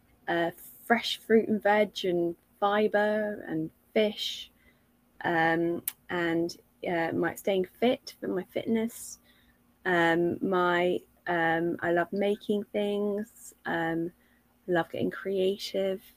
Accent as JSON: {"language": "English", "region": "London", "country": "United Kingdom", "tie": "born or raised there", "said": "I grew up in London"}